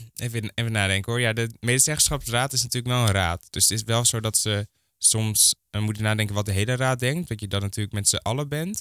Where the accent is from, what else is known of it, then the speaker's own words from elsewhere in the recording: Hoorn, North Holland, Netherlands; now in Amsterdam, Netherlands; Ik kom eigenlijk uit Horen. Ja. Eh, daar ben ik opgegroeid